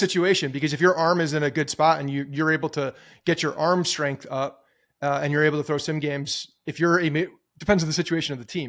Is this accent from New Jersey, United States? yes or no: yes; Ridgewood, New Jersey, United States; growing up in Ridgewood, there's a, a, the town pool is Graydon Pool